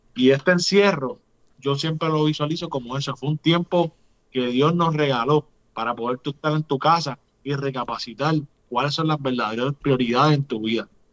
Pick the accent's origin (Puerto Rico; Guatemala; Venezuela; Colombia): Puerto Rico; El vallenato está bien unido a lo que nosotros hacemos como cultura puertorriqueña